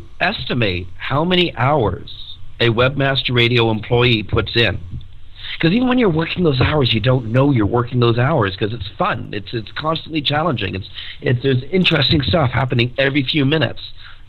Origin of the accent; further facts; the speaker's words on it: Ireland; I'm Irish, I know, yeah.